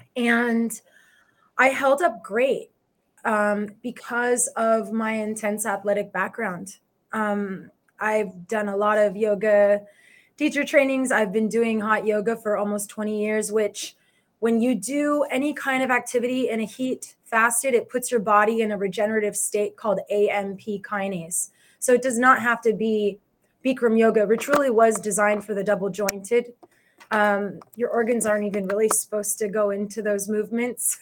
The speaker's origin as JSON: {"language": "English", "town": "Los Angeles", "region": "California", "country": "United States", "said": "I am from Los Angeles."}